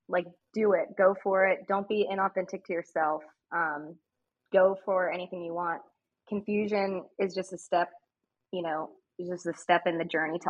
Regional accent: Crozet, Virginia, United States; also born or lived in Texas; now in Richmond, United States; I was born in Texas, so moved to Virginia when I was 9.

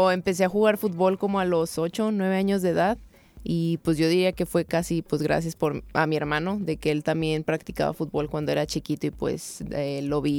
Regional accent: Tepic, Nayarit, Mexico; moved away as an adult; now in United States; originaria de Tepic Nayarit.

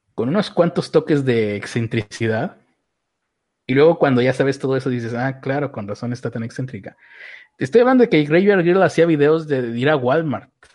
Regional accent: Mexico; como mexicano

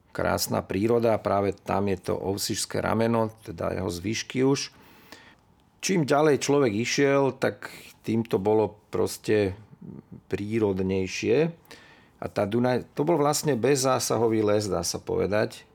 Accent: Bratislava, Bratislava Region, Slovakia; Ja som vyrastal v starom meste, od starého mosta to bolo asi 200 metrov, tam pri Štúrovej ulici som vyrastal

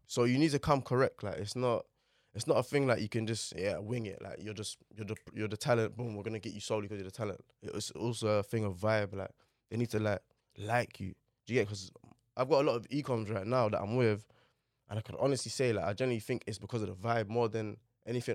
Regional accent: London, United Kingdom; also born or lived in Manor Park, Newham / Stepney, Tower Hamlets; Grew up in Poplar, literally, till, like, maybe, like, oh seven, oh eight.

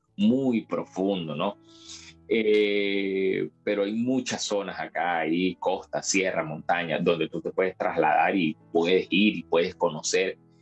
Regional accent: Venezuela; moved away as an adult; now in Peru; obviamente soy venezolano

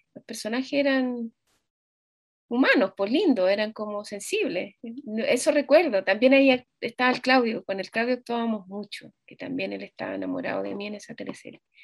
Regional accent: Chile; moved away as an adult; now in Germany; yo me fui, me fui de Chile por, por razones, mm, como personales, porque, bueno, me enamoré y me fui, me fui a Alemania

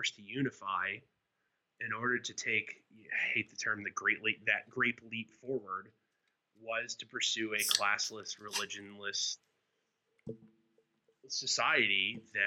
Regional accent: United States; as an American

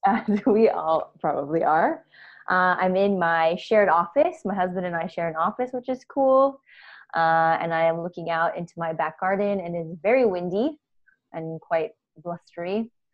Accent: United States; accent: American; moved away as an adult; now in Australia; I'm American, uh, if you couldn't tell by my accent

